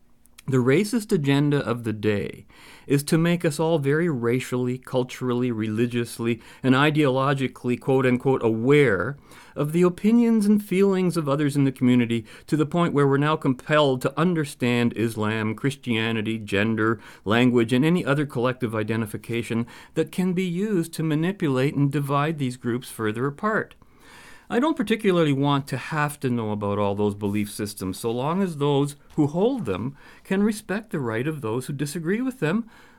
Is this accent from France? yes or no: no; Canada; And being Canadian, let's not even bring up the French collective.